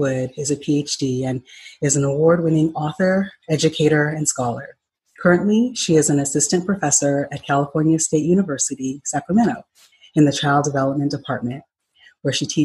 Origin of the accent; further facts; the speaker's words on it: Ghana; moved away; Since I'm originally from Ghana